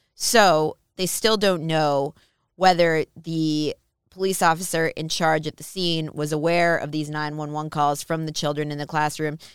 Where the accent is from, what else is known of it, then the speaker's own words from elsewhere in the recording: Minnesota, United States; I'm from Minnesota.